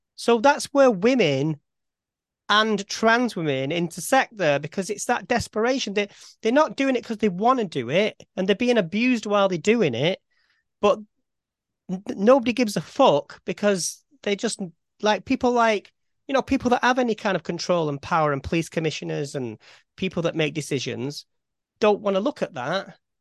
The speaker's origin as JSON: {"language": "English", "town": "Farnworth", "region": "North West England", "country": "United Kingdom", "said": "if somebody asks me where I'm from, I'd say Farnworth."}